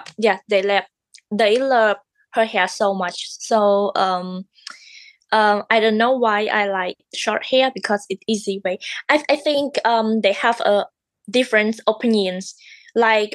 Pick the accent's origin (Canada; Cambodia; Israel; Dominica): Cambodia; English is a second language; moved away as an adult; now in California, United States; I'm from Cambodia, and I live here for 6 months.